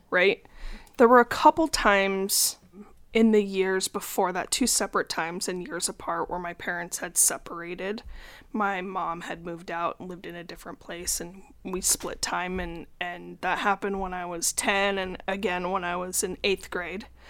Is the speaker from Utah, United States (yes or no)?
yes; Salt Lake City, Utah, United States; I grew up in Salt Lake and currently still live there